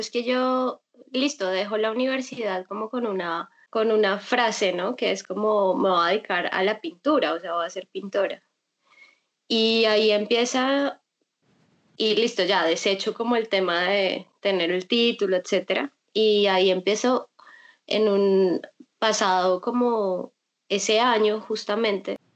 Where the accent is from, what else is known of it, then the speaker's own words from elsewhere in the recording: Colombia; now in Bogotá, Colombia; vivo en Bogotá y yo además soy de provincia, ni siquiera soy bogotana